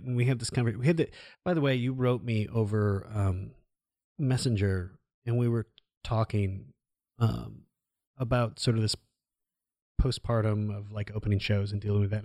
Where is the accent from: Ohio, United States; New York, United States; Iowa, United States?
Iowa, United States; growing up in Iowa